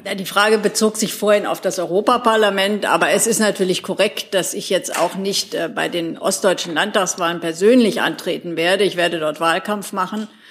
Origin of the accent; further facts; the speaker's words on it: Thuringia, Germany; ich bin zwar gebürtige Thüringerin